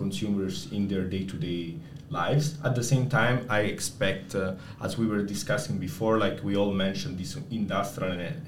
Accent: Naples, Campania, Italy; moved away; I'm from Napoli. So now, shameless plug for my city, Napoli

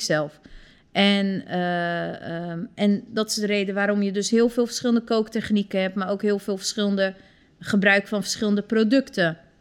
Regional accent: Turkey; now in Netherlands

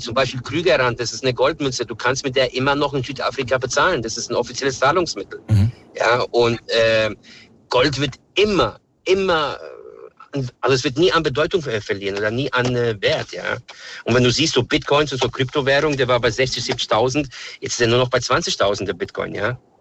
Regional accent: Serbia; now in Germany; ich komme aus Serbien

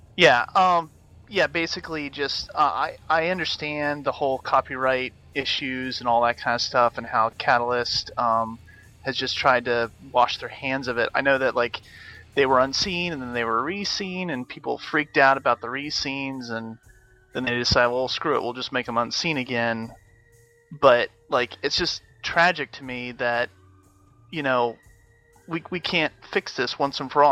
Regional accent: Cocoa Beach, Florida, United States; Cocoa, Cocoa Beach in Florida

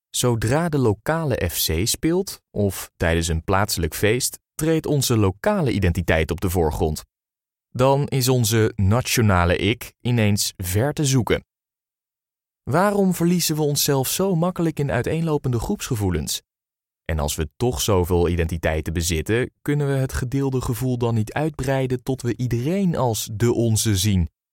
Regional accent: Netherlands; Als Nederlanders

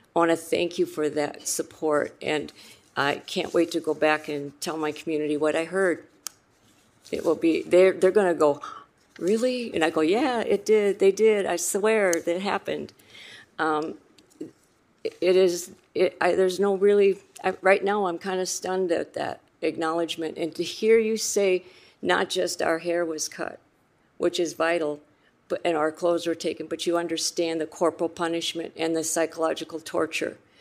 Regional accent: Rosebud Reservation, South Dakota, United States; I'm from the Rosebud Reservation in South Dakota

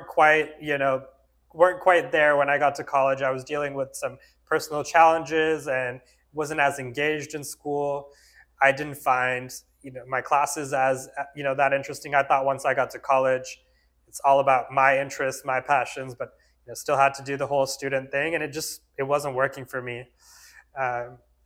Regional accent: Fremont, California, United States; also born or lived in India; I grew up actually here in the Bay Area in Fremont. My family immigrated from India when I was 1 year old.

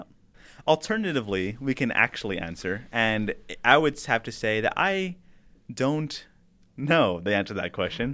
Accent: El Paso, Texas, United States; moved away; I am gonna be drive home to El Paso, my hometown

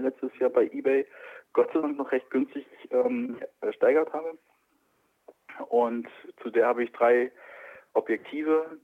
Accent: Wilhelmshaven, Lower Saxony, Germany; also born or lived in Kiel; now in Berlin, Germany; ich komme nicht aus Hamburg, ich bin in Wilhelmshaven aufgewachsen.

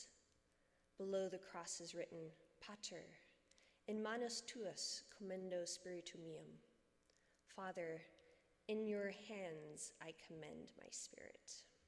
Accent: New Mexico, United States; moved away; I'm originally from New Mexico

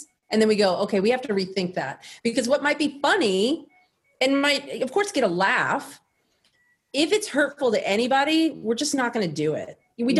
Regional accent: the South, United States; We're both from the South, but we have very progressive views.

